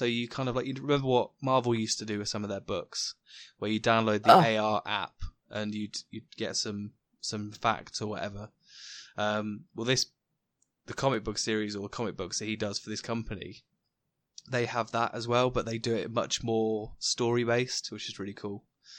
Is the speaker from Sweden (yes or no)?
no; United Kingdom; As a British person who is brought up on all the culture of Shakespeare and similar kind of authors and that kind of thing